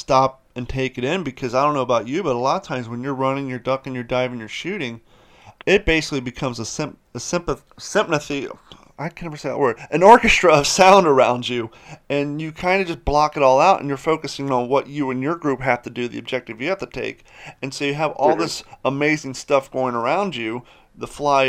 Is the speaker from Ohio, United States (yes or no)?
yes; Columbus, Ohio, United States; now in Florida, United States; I grew up in Columbus, Ohio